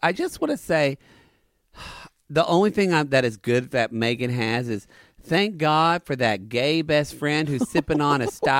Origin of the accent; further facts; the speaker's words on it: the South, United States; These are homosexuals we grew up with in the South.